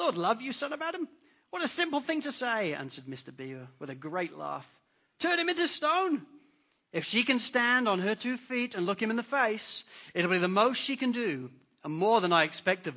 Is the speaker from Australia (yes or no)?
no; England, United Kingdom; accent: English; moved away; I'm English. You could tell by my accent. In England